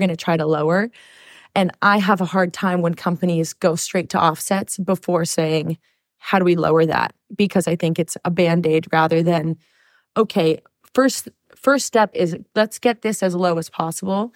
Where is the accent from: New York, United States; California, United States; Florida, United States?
California, United States; Long Beach; I'm born and raised in Long Beach here, like two miles away from here